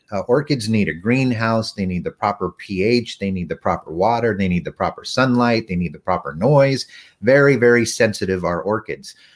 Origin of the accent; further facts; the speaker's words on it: Texas, United States; I'm from Texas.